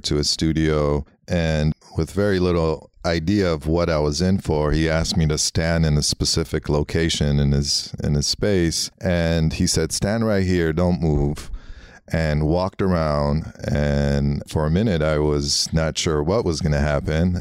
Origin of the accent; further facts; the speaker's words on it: Los Angeles, California, United States; first language Armenian; English is a second language; growing up in L A, you know, in Hollywood